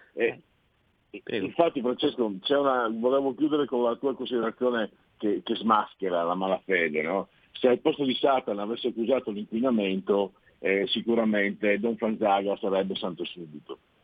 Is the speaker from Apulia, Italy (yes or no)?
no; Friuli-Venezia Giulia, Italy; now in Milan, Italy; vengo dal Friuli